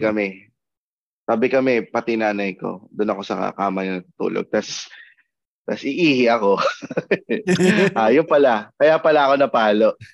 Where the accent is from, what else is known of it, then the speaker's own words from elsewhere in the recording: Manila, Metro Manila, Philippines; lumaki, pinanganak ako sa Quiapo